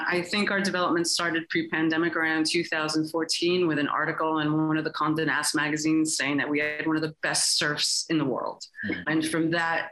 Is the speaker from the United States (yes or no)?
yes; New York, United States; moved away as an adult; now in Costa Rica; I'm originally from New York